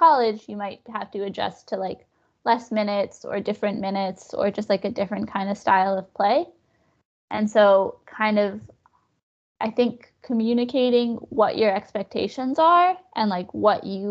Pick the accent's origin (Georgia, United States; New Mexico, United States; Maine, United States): New Mexico, United States; moved away as an adult; also born or lived in Austin, Texas; I'm from New Mexico